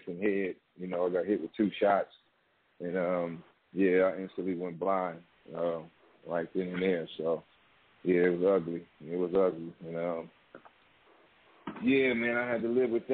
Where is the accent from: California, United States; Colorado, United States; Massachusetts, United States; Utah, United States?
California, United States; San Francisco; I was originally, you know, from in Hunters Point